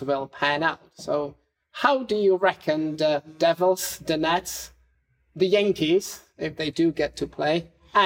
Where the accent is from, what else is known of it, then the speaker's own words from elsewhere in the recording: Czechia; moved away; also born or lived in United Kingdom; my hometown in the Czech Republic plays host to the most difficult steeplechase race on the continent